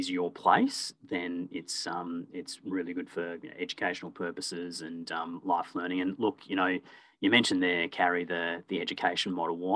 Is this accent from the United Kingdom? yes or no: no; Perth, Western Australia, Australia; born there; also born or lived in Warragul / Echuca / Melbourne; I was born in Perth, lived in Warragul, moved to Echuca, a number of suburbs in Melbourne.